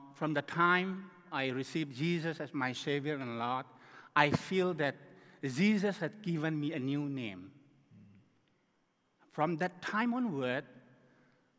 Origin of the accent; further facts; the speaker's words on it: Myanmar; We came from Myanmar, the country called Burma, formerly known as Burma